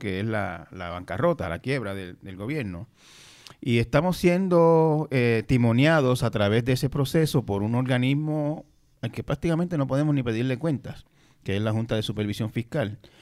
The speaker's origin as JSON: {"language": "Spanish", "country": "Puerto Rico", "said": "a mí como puertorriqueño"}